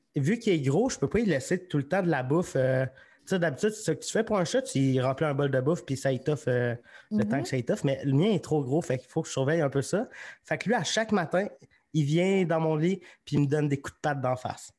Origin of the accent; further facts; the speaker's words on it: Magog, Quebec, Canada; now in Sherbrooke, Canada; je viens de Magog.